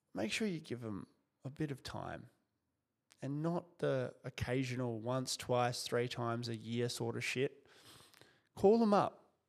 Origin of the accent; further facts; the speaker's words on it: Kyrgyzstan; moved away; also born or lived in Soviet Union; I was born in the Soviet Union and lived in a country called Kyrgyzstan after the collapse